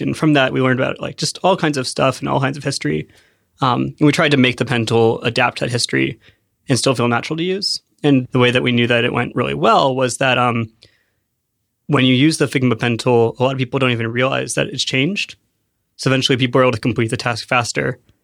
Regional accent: Penngrove, California, United States; I grew up in Sonoma County

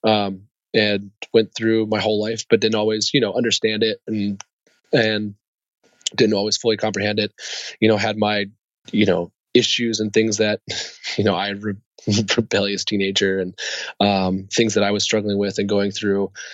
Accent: Columbia, Maryland, United States; also born or lived in Bremerhaven, Germany / Bad Kreuznach, Germany; I grew up in Maryland. I grew up out in Columbia at, at, after that until I was 18

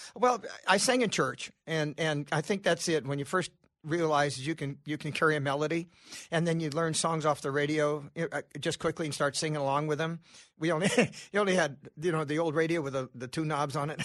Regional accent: California, United States; moved away; also born or lived in Nashville; I'm from California, so I worked on his gubernatorial campaign

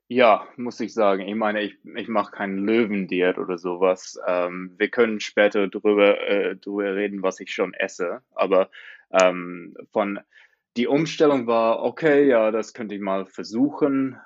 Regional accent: Australia; German is a second language; also born or lived in Montreal, Canada; ich komme aus Australien, habe da fast mein ganzes Leben gelebt, aber bis zweimal habe ich in Kanada gelebt, in Montreal.

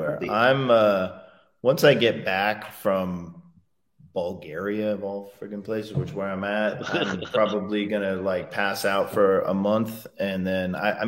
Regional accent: New York, United States; I grew up in around New York, so it was just a treat to go to New York.

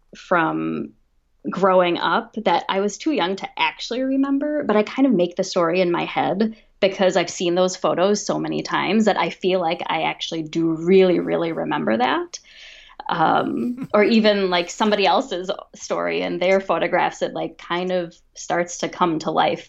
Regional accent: Minnesota, United States; now in San Francisco, United States; grew up in Minnesota and I'm currently living in San Francisco

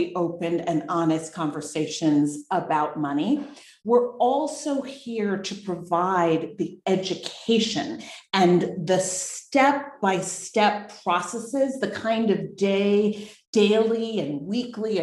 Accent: New Jersey, United States; moved away as an adult; also born or lived in New York City / Massachusetts / London, England / Los Angeles; now in Boquete, Panama; I was born in New York City, raised in New Jersey

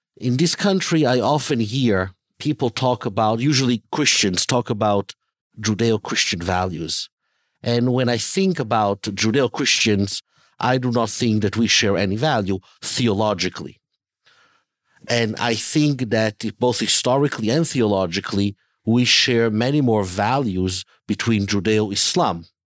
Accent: Italy; moved away; also born or lived in Israel; I was born and raised in Italy, in Europe.

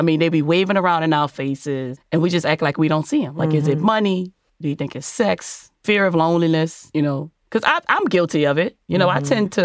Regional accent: New Orleans, Louisiana, United States; I'm from New Orleans. I'm from New Orleans

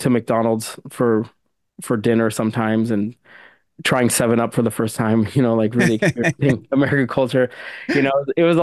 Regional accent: London, United Kingdom; born there; so my family's from Sudan. So I I um I was born in London

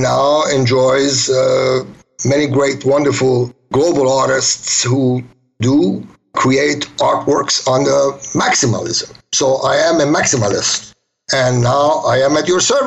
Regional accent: United States; moved away as an adult; also born or lived in Tehran, Iran / Germany / Italy / New York City; Grew up in the States

